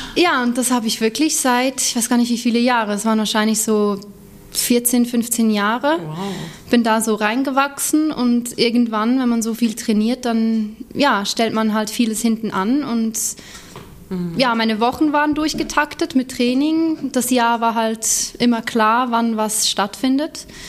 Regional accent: near Lucerne, Switzerland; moved away as an adult; now in Hamburg, Germany; Ich bin in der Nähe von Luzern aufgewachsen

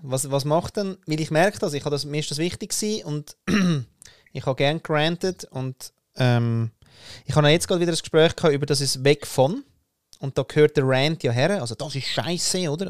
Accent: Austria; als Österreicher

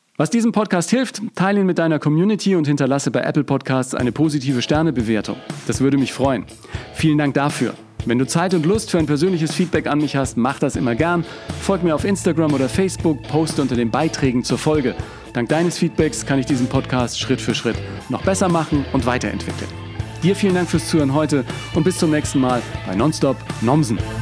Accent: Germany; bei uns in Deutschland

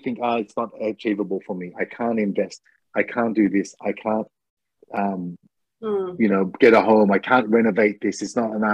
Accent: Australia; now in Japan; I'm Australian

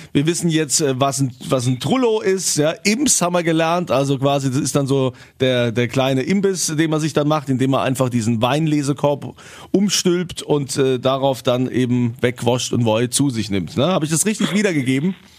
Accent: Rhineland-Palatinate, Germany; bei uns im wunderschönen Rheinland-Pfalz

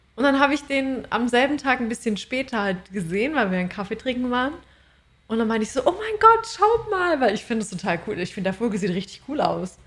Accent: Germany; now in Australia; bei uns in Deutschland

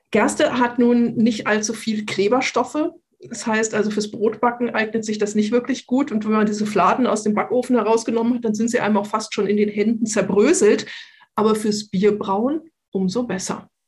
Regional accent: Munich, Bavaria, Germany; was uns ein wenig, ähm, würde ich sagen, geschockt hat als Münchner

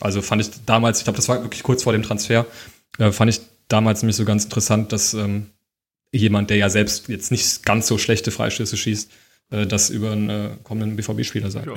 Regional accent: Giessen, Hesse, Germany; ich komme aus Gießen

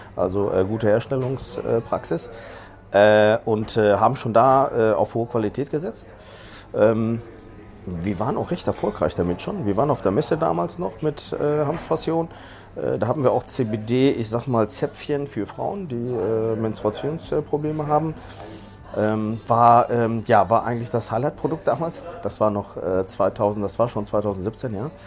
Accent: Dortmund, North Rhine-Westphalia, Germany; moved away as an adult; now in Barcelona, Spain; ich bin Spanier, ich bin in Dortmund geboren, aber äh, lebe in den letzten drei Jahren äh, in, äh, in, Barcelona

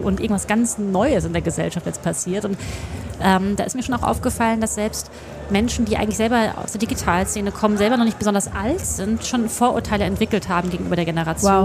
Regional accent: Hesse, Germany; moved away as an adult; now in Berlin, Germany; ich komme ja aus Westdeutschland

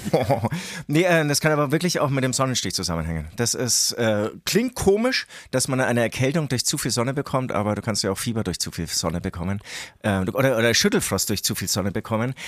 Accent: Herzogenaurach, Bavaria, Germany; aus Herzogenaurach, aus dem tiefsten Mittelfranken kommen, Alter, ähm, leider auch immer noch so ein kleiner Sprachfehler, den ich nicht wegbekomme

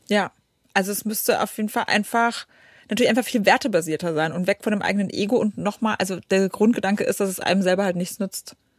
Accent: Poland; now in Germany; ich komme aus Polen, also Ostblock.

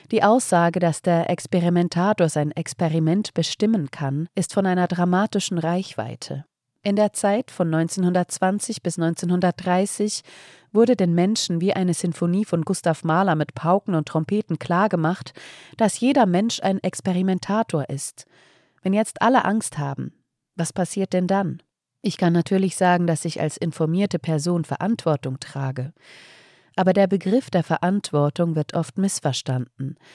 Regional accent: Frankfurt, Hesse, Germany; also born or lived in Taunus; Ich bin in Frankfurt geboren und fünf Jahre in einem Garten aufgewachsen. Damals kam er mir vor wie die halbe Welt, dabei war er gerade einmal 50 mal 20 Meter groß. Später bin ich in den Taunus umgezogen

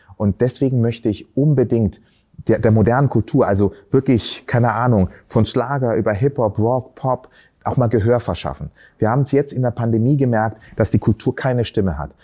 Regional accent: Berlin, Germany; also born or lived in Tanzania; ursprünglich aus Tansania, bin aber hier in Berlin aufgewachsen

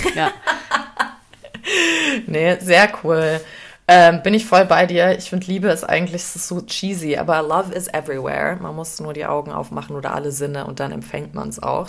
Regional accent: Germany; ich bin halt in Deutschland geboren, meine Eltern sind auch deutsch

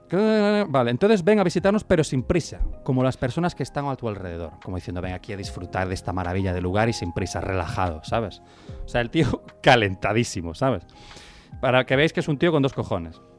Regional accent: Cuba; now in New York, United States; Y tío, bueno, sí, yo soy cubano, pero soy un cubano diferente y me mudé a Nueva York

